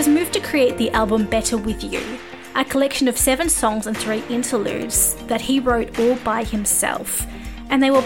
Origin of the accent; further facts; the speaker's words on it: Australia; I am Australian